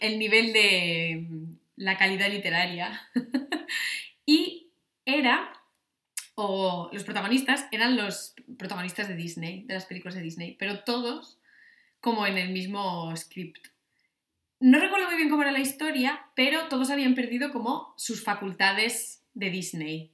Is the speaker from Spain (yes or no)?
yes; Asturias, Spain